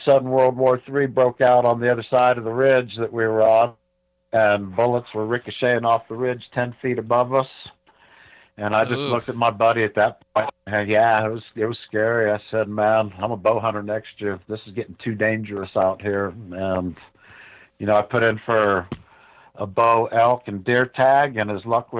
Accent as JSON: {"language": "English", "region": "Ohio", "country": "United States", "tie": "born or raised there", "moved": "as an adult", "lives_now": "New Mexico, United States", "said": "I grew up in Ohio."}